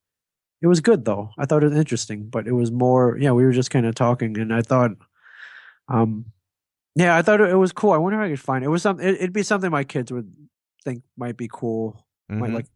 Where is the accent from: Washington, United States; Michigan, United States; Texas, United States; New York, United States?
Michigan, United States; Ann Arbor; Ann Arbor, Michigan.